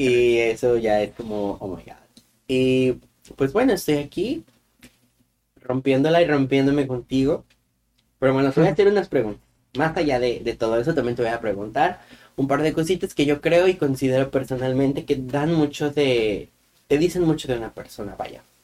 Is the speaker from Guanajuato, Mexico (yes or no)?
yes; Guanajuato, Mexico; moved away; yo soy de Guanajuato, de un lugar muy bonito en Guanajuato.